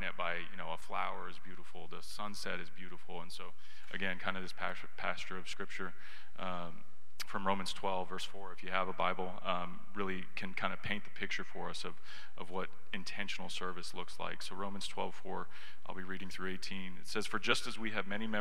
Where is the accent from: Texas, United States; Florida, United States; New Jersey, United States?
Texas, United States; Katy; I grew up in Katy